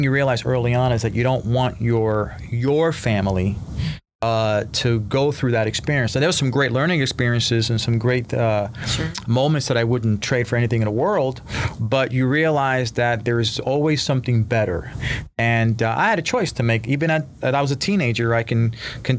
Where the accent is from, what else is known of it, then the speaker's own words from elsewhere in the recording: New York City, New York, United States; I grew up in Spanish Harlem in a place called El Barrio in New York City